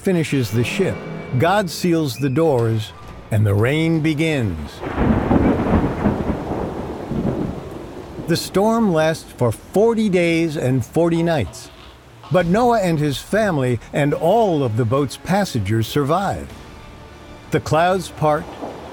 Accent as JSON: {"language": "English", "region": "New Jersey", "country": "United States", "tie": "born or raised there", "said": "I grew up in New Jersey"}